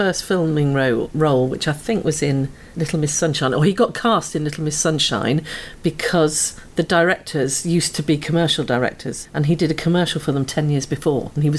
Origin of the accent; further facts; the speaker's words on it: York, Yorkshire and the Humber, United Kingdom; now in London, United Kingdom; I grew up in York